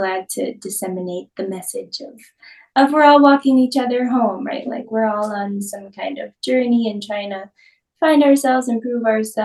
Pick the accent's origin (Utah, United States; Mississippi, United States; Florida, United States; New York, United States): New York, United States; moved away as an adult; now in Austin, United States; I'm originally from New York. I've spent the last almost 9 years in Austin, Texas